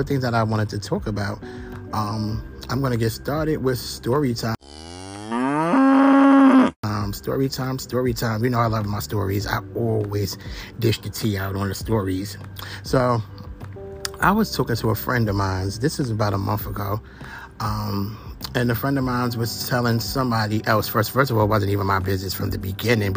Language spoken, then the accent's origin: English; Brooklyn, New York, United States; I'm from Brooklyn